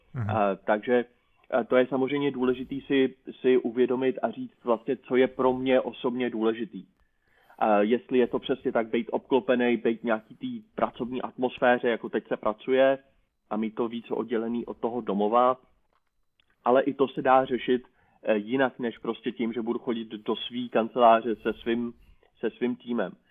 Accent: Prague, Czechia; jsem z Prahy

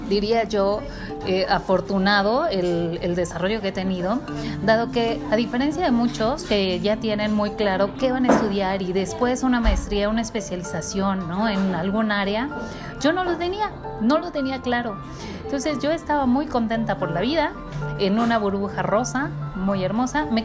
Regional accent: Mexico; como eh, mexicanos.

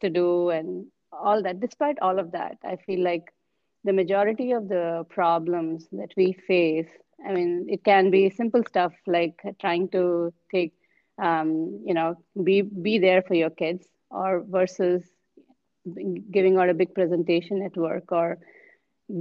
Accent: India; coming as an Indian, I have, official 22 official languages in India, and I follow like three, I can speak three.

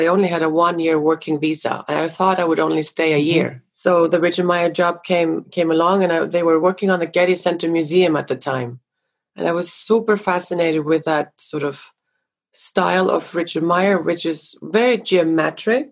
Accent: Iceland; now in Los Angeles, United States; growing up in Iceland with quite a dramatic nature

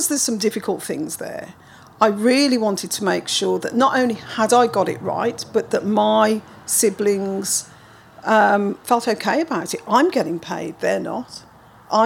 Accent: Birmingham, West Midlands, United Kingdom; I was born in 1960 in Birmingham

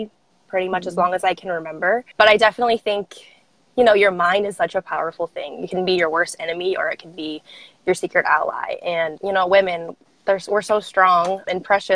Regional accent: St. Louis, Missouri, United States; I am from St. Louis. Yeah. I've been here my whole life

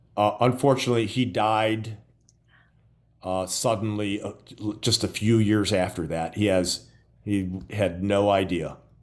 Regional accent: Gary, Indiana, United States; moved away as an adult; now in Florida, United States; growing up in Gary, Indiana, which borders Chicago

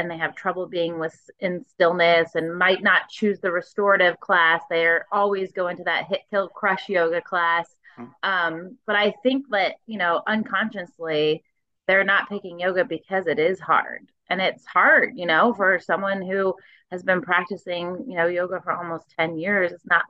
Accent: Florida, United States; I mean, I grew up in Florida.

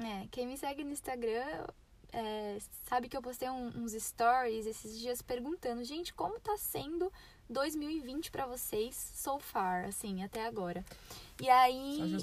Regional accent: São Paulo, Brazil; moved away; eu falo meu mesmo, sou de São Paulo

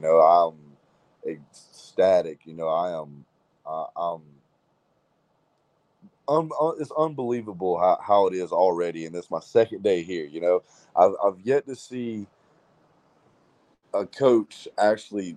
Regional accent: Greenville, North Carolina, United States; that's my hometown, well, closely

